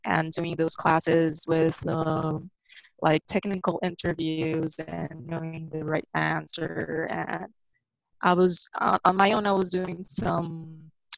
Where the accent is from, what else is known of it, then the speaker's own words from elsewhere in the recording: Brasilia, Federal District, Brazil; moved away as an adult; now in Toronto, Canada; I'm from Brasilia. I lived in Brasilia